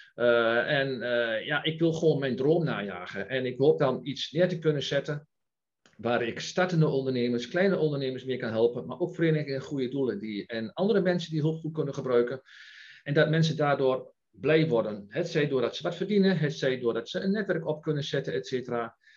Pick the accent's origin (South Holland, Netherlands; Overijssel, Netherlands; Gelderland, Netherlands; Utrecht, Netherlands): Overijssel, Netherlands; Enschede; geboren en getogen in Enschede